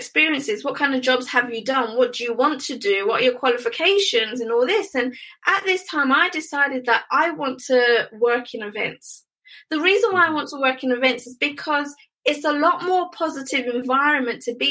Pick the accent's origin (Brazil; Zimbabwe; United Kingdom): United Kingdom; I'm a Brit, they loved my accent